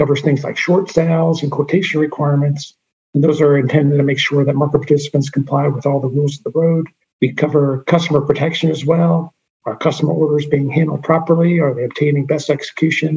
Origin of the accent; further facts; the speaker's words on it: Jersey City, New Jersey, United States; I'm from Jersey City, New Jersey.